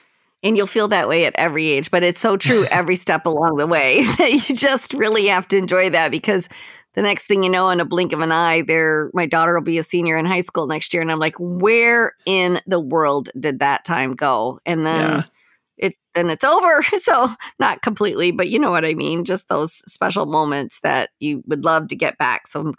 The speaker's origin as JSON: {"language": "English", "town": "Westland", "region": "Michigan", "country": "United States", "tie": "born or raised there", "said": "I grew up in Westland. That's actually exactly where I'm from."}